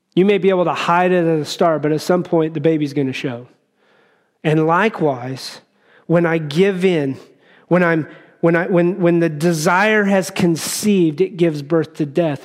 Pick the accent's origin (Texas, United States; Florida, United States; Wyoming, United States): Wyoming, United States; as I grew up in Wyoming